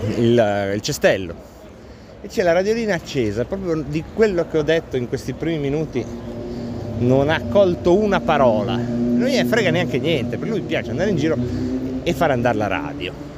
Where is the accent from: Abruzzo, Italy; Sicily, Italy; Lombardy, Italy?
Lombardy, Italy; Varese; moved away; Io sono di Varese